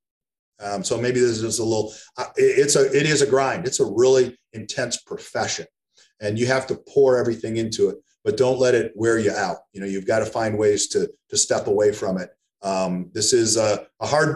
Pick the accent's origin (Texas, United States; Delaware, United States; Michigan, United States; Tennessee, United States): Michigan, United States; East Lansing; moved away as an adult; also born or lived in Eugene, Oregon; I'm from East Lansing originally, went back home